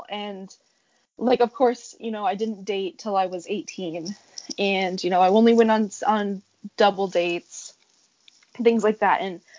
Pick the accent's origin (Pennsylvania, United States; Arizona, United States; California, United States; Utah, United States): Arizona, United States; moved away as an adult; also born or lived in Hawaii; now in New York, United States; I'm from Arizona, from a very small town, and I'm 22 years old. I was born into what they call the covenant.